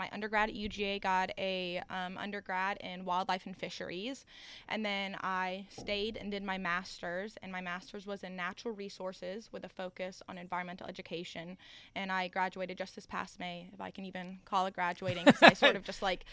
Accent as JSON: {"language": "English", "town": "Acworth", "region": "Georgia", "country": "United States", "said": "I'm from Acworth, Georgia"}